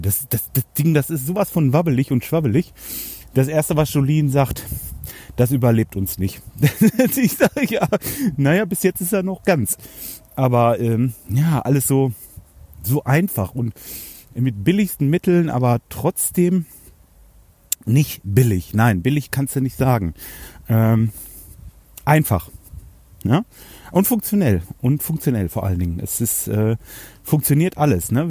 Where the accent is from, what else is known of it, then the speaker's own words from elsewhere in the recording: Hanover, Lower Saxony, Germany; Bei uns in Hannover